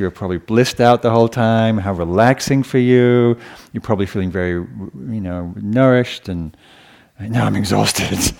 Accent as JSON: {"language": "English", "region": "England", "country": "United Kingdom", "tie": "born or raised there", "moved": "yes", "said": "So I grew up with in England"}